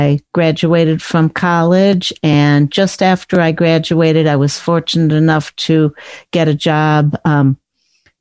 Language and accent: English; Chicago, Illinois, United States; I grew up in the Chicago area